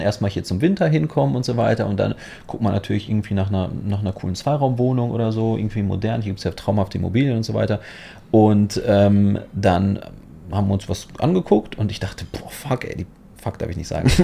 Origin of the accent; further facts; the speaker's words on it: Poland; also born or lived in Germany; now in Dubai, United Arab Emirates; ich komme auch aus Polen und ich kam nach Deutschland